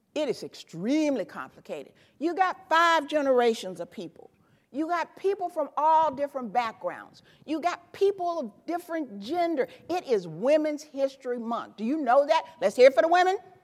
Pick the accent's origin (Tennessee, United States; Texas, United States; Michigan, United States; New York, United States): Tennessee, United States; Memphis; I grew up in Memphis, Tennessee